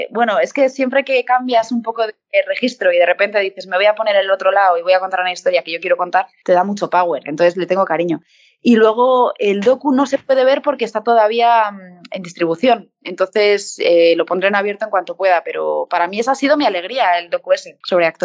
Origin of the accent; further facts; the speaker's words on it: Bilbao, Basque Country, Spain; born there; now in Madrid, Spain; Yo nací en Bilbao, lo que pasa es que lo que me queda es el Athletic de Bilbao